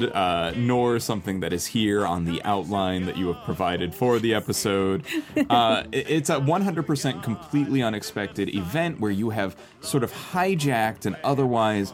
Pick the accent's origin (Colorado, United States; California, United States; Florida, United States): California, United States; Anaheim; we were local to Disneyland.